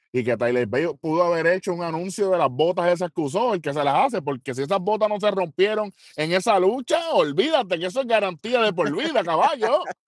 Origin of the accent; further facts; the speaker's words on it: Puerto Rico; nosotros como puertorriqueños